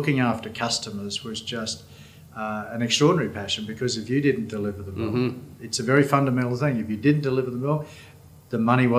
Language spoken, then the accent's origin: English; Brisbane, Queensland, Australia; In Brisbane. I'm a Brisbane boy all my life. I went to Milton State School as a little whippersnapper.